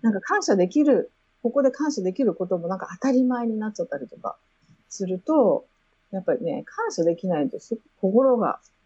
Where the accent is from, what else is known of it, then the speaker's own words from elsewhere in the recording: Japan; moved away as an adult; now in Canada; 私はまあやっぱり日本で生まれて育ってる